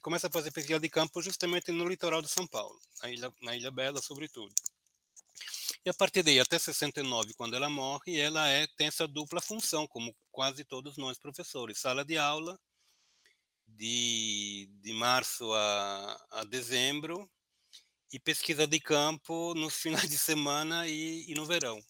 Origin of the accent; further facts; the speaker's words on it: Italy; now in Brazil; eu, como sou italiano